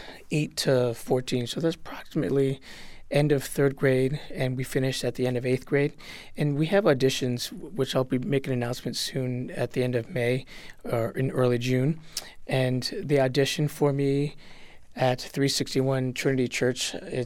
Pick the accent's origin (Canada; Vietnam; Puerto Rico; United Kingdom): Puerto Rico; now in Springfield, United States; And when I came from Puerto Rico, music was always very important and prominent in my life as a family, and obviously growing up in that community of the Latinos and Boricuas.